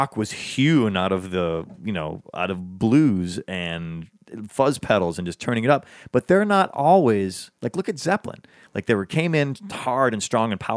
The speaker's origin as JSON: {"language": "English", "town": "Chicago", "region": "Illinois", "country": "United States", "tie": "born or raised there", "moved": "as an adult", "lives_now": "Los Angeles, United States", "said": "Growing up in Chicago"}